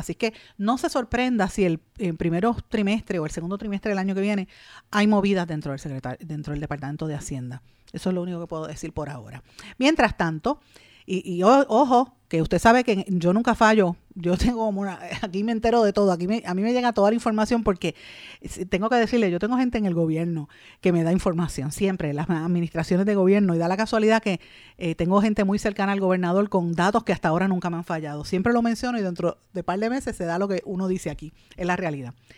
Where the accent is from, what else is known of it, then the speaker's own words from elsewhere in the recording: Puerto Rico; nosotros como puertorriqueños